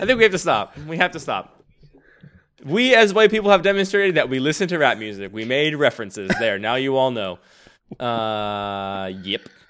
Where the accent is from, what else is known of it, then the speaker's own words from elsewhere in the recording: Philadelphia, Pennsylvania, United States; accent: Philadelphia; I grew up in Philadelphia, and people tell me it's a Philadelphia accent that I cannot hear